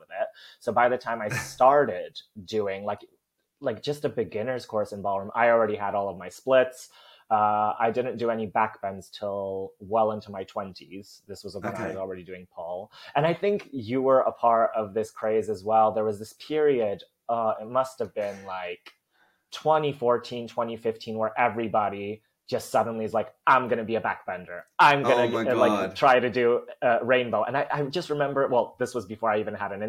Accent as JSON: {"language": "English", "country": "Poland", "tie": "born or raised there", "also_born_or_lived": "New Jersey, United States", "accent": "American", "moved": "as an adult", "lives_now": "United Kingdom", "said": "I was born in Poland, but then when I was one, my family moved to the States. So I lived in New Jersey for 9 years. And then when I was 10, we moved back. And I was there for, 13 years? So I spent most of my life in Poland."}